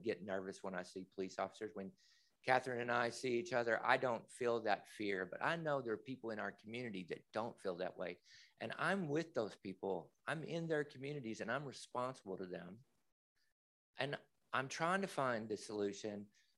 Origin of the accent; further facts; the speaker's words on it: the South, United States; and I'm from the South and I know about these anti-trans legislation.